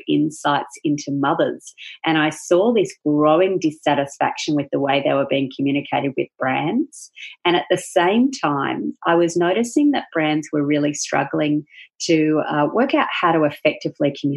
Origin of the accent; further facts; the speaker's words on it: Perth, Western Australia, Australia; moved away as an adult; also born or lived in Melbourne, Australia; we relocated from Melbourne to Perth, which is the other side of Australia, and that's originally where I'm from